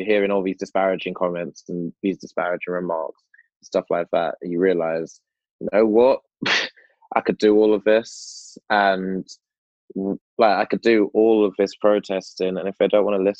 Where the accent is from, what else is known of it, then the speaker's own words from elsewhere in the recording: United Kingdom; So when I do protest, I protest as a black British person, but I also have a knowledge that I'm black British, but I'm also a British Jamaican.